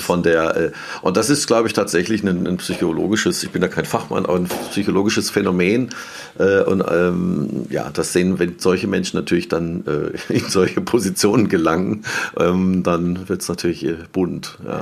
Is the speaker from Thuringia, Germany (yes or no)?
no; Mannheim, Baden-Württemberg, Germany; moved away as an adult; now in Worms, Germany; ich würde mich ja als Mannheimer bezeichnen, auch wenn ich jetzt vor einem Jahr äh, auf die andere Rheinseite gezogen bin, mhm. äh, nach Worms